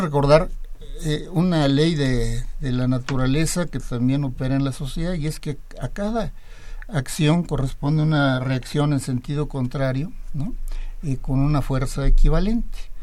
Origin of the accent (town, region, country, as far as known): Mexico